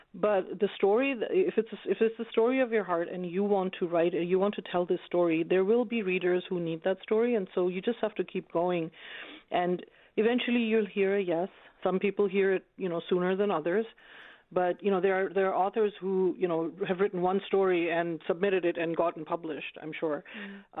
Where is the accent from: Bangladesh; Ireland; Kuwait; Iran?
Bangladesh; also born or lived in United States; now in Canada; I'm from Bangladesh.